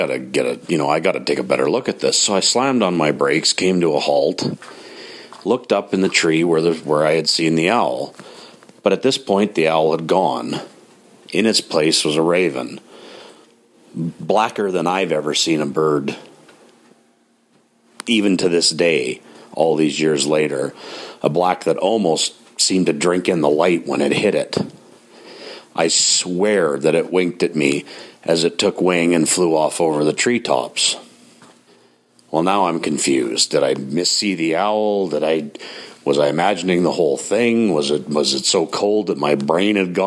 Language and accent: English; Grande Prairie, Alberta, Canada; where I grew up in Grand Prairie, Alberta